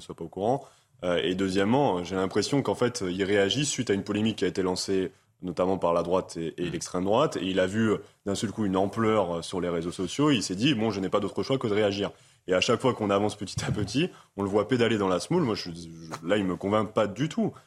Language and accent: French; Amiens, Hauts-de-France, France; Moi, je suis originaire d'Amiens